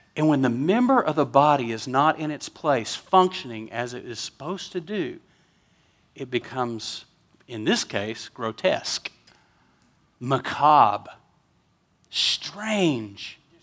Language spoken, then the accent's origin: English; West Texas, United States; I'm from West Texas.